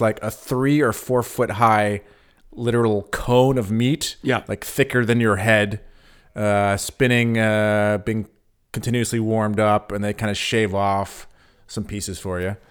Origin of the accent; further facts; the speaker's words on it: California, United States; now in Berlin, Germany; I grew up in California